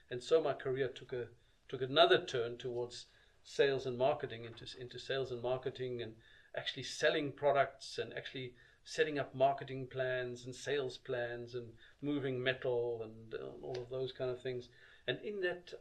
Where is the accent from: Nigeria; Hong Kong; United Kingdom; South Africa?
South Africa; moved away as an adult; I grew up in South Africa